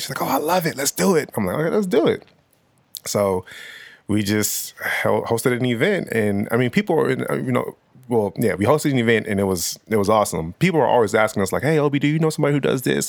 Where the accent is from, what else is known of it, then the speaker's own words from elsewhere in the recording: Nigeria; also born or lived in Los Angeles, California; me being Nigerian